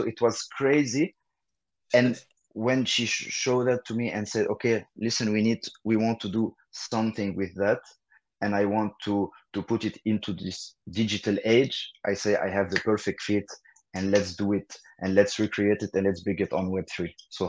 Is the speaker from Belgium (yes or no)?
yes; Belgium; English is a second language; also born or lived in Lebanon; like … or …. Born and raised in Belgium from Lebanese parents. So I work between Paris and Brussels.